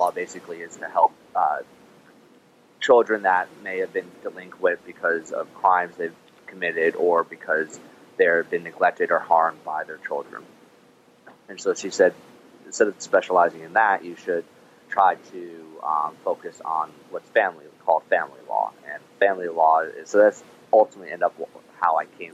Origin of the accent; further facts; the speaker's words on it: New Jersey, United States; moved away as an adult; also born or lived in Toronto, Canada / Maryland; now in Annapolis, United States; I was born and raised in New Jersey, except for actually 2 years I lived in Toronto, Canada